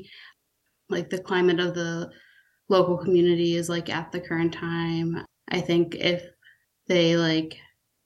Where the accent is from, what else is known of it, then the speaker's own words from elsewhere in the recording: Clifton Park, New York, United States; also born or lived in Philadelphia; I grew up not too far from Troy. I grew up in Clifton Park, which is about 15 minutes away.